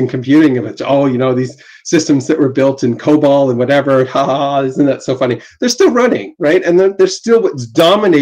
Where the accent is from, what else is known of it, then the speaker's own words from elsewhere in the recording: Canada; I'm Canadian